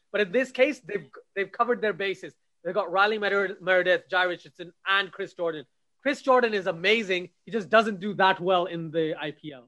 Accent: Pakistan; I'm Pakistani

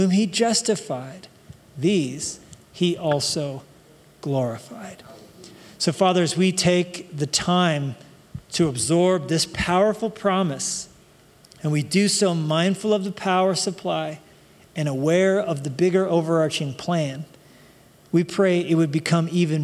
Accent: Colorado, United States; moved away; I grew up in Colorado, and that whole, like, you can take the boy out of Colorado

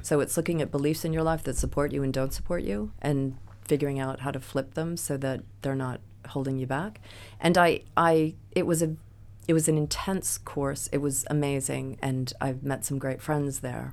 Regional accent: United States; moved away as an adult; now in England, United Kingdom; as an American

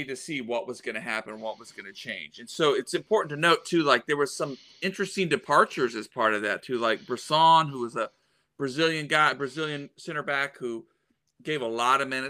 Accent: Oklahoma, United States; I'm from Oklahoma

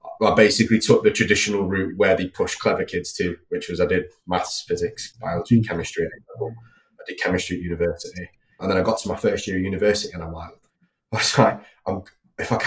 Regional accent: Manchester, North West England, United Kingdom; I grew up in North Manchester, fairly routine upbringing.

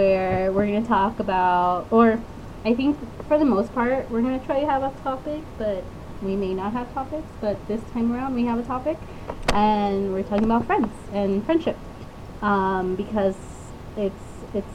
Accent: Lynwood, California, United States; I grew up in Linwood

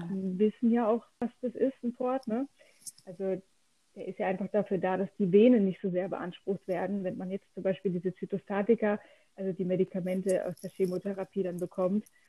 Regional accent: Lörrach, Baden-Württemberg, Germany; ich komme ganz aus dem Süden Deutschlands, ähm, aus dem Dreiländereck. Deutschland, Schweiz und Frankreich. Ah. Ja, ähm, in der Nähe von Freiburg

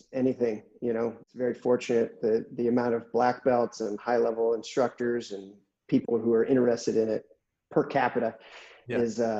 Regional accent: Santa Cruz, California, United States; moved away as an adult; now in San Diego, United States; So I was born and raised in Northern California

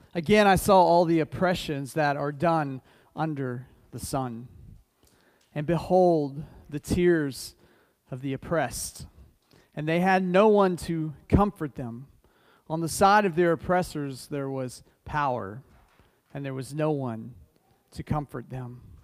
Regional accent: United States; being an American

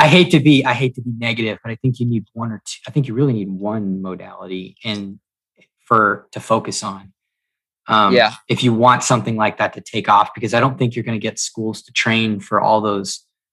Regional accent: the South, United States; And I'm from the South, so I can say this.

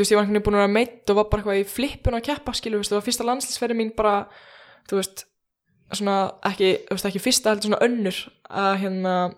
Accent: Iceland; ég er bara eitthvað frá Íslandi

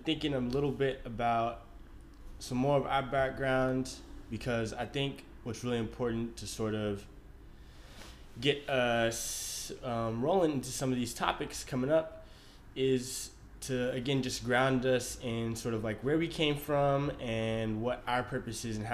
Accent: Austin, Texas, United States; born and raised in Austin, Texas.

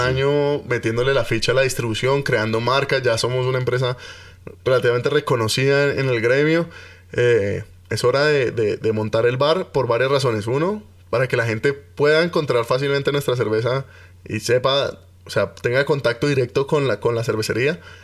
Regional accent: Cali, Valle del Cauca, Colombia; now in Bogotá, Colombia; Yo soy caleño

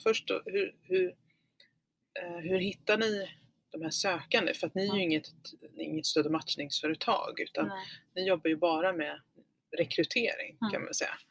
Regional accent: Falköping, Västra Götaland, Sweden; jag växte upp i Falköping.

